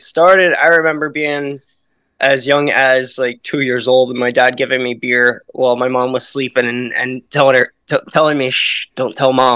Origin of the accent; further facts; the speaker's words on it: Slidell, Louisiana, United States; moved away as an adult; now in upstate New York, United States; I originally grew up 20 minutes outside of New Orleans in a place called Slidell, Louisiana